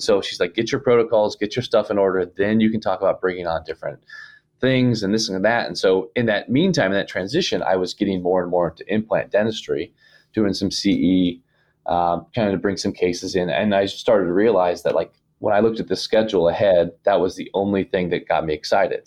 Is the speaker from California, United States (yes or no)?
no; Ohio, United States; moved away; I'm from Ohio originally